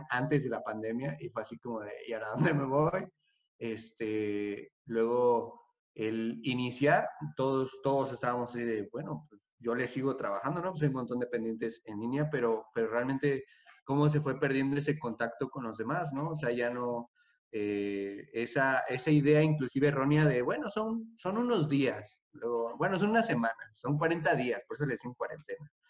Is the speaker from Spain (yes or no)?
no; Mexico; Yo realmente soy de México, pero, pero ya, nos, venimos a vivir.